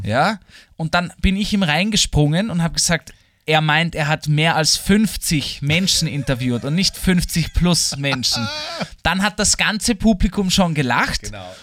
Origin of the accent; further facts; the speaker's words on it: Vienna, Austria; für mich als Österreicher und als Wiener